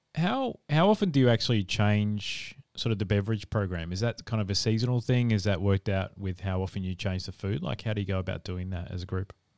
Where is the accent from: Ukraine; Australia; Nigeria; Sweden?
Australia; South Australia; I'm from South Australia